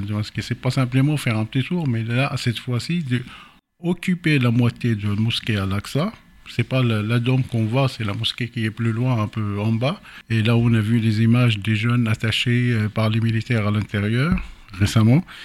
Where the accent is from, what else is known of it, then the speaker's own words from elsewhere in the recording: Jerusalem, Jerusalem District, Israel; moi que je suis né là-bas, j'ai grandi à Jérusalem, j'ai fait toutes mes études là-bas